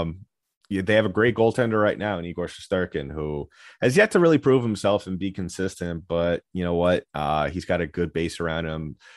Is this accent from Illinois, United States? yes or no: no; New York, United States; growing up in New York, uh, growing up a Ranger fan